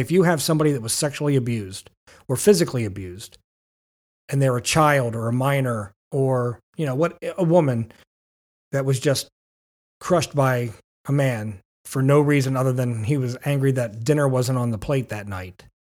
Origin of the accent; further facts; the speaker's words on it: Manheim, Pennsylvania, United States; I grew up in Mannheim Borough, small area